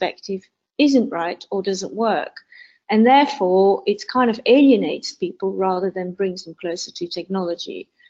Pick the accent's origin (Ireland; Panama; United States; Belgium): Belgium; now in United Kingdom; I live in the UK. I'm originally from Belgium